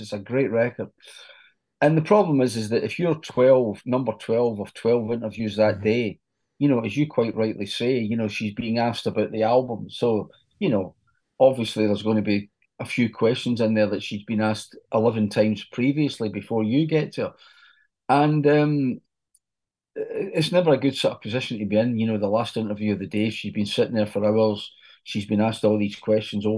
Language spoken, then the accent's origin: English; Scotland, United Kingdom; I'm from Scotland.